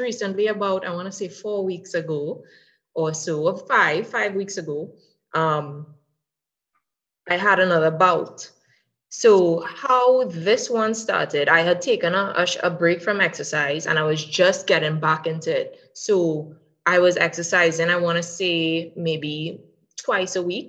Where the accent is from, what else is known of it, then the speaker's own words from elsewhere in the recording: Trinidad & Tobago; I'm from Trinidad and Tobago.